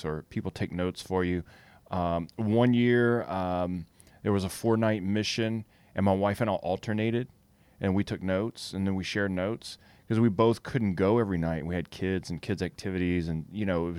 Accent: Louisiana, United States; I'm from Louisiana

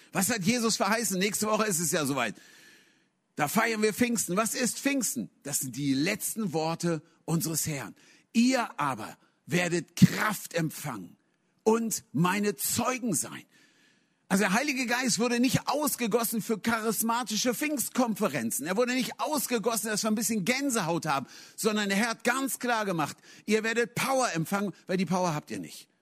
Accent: Hanover, Lower Saxony, Germany; moved away; ich komme aus Hannover, in Hannover geblieben

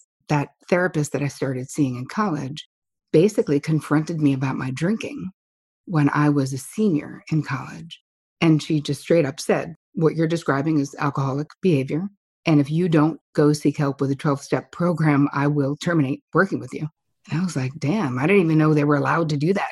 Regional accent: New Jersey, United States; now in New York, United States; I am from New Jersey

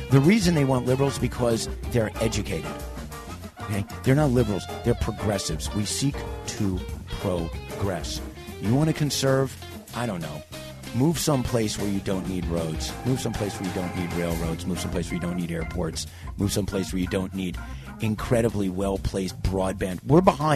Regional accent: New York, United States; being a New Yorker

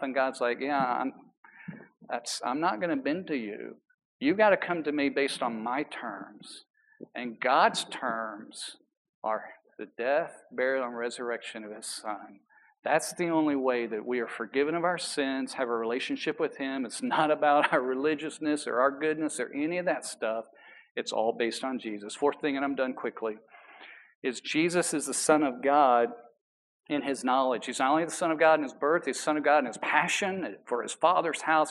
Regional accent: New York City, New York, United States; I was from New York

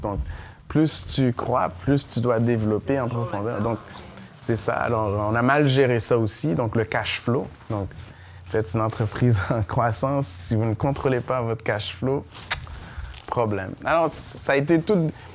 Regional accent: Montreal, Quebec, Canada; also born or lived in Saint-Michel, Montreal; je viens de Montréal-Nord

